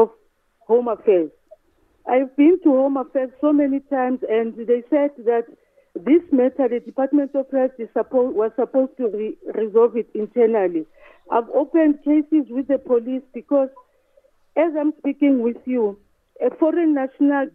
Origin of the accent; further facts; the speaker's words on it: South Africa; I'm a South African